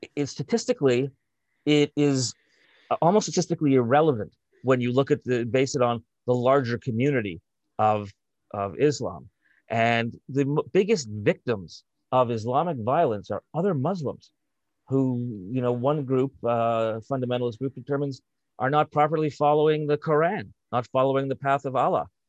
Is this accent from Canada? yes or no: yes; Canada; as a Canadian of, uh, of, uh, Eastern European extraction and, and Jewish extraction